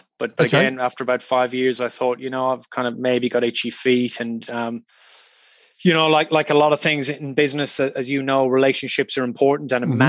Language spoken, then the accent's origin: English; Ireland; also born or lived in United Kingdom; now in Australia; I'm Irish. I grew up in a small country town in rural Ireland. My dad was a GP.